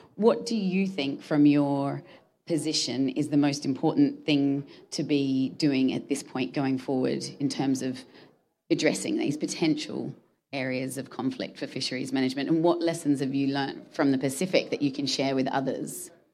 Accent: Australia; I'm from Australia

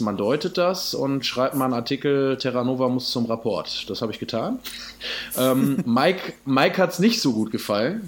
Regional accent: Essen, North Rhine-Westphalia, Germany; gebürtiger Essener

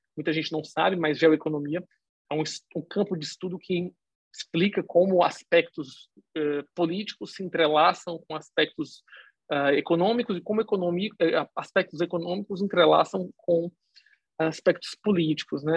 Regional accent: Fortaleza, Ceará, Brazil; eu nasci em Fortaleza, no Ceará

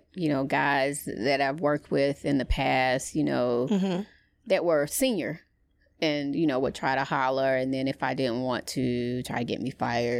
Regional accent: the South, United States; I'm from the South.

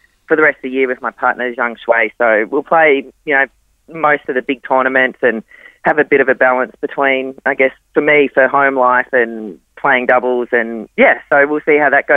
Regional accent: Gold Coast, Queensland, Australia; also born or lived in Adelaide, South Australia; I grew up on the Gold Coast. We did move to Adelaide for 5 years when I was little

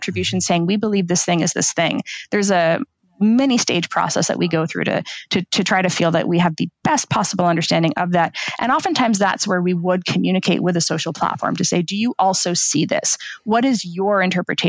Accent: United States; as an American

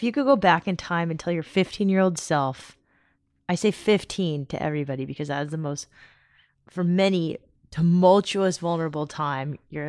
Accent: San Diego, California, United States; Knowing where you live, because it's pretty much right here where we grew up in San Diego

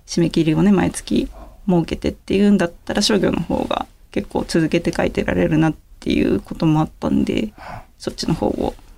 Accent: Yamanashi, Japan; moved away as an adult; now in Tokyo, Japan; 地元はですね山梨ですね

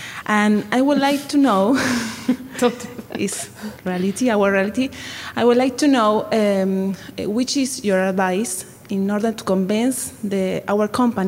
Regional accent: Uruguay; English is a second language; now in Argentina; I'm from South America. I was born in Uruguay. I live now in Argentina.

